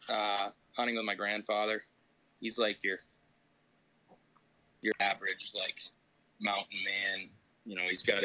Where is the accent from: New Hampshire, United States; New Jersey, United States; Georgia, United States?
New Hampshire, United States; Laconia; moved away as an adult; now in Boston, United States; I grew up in Laconia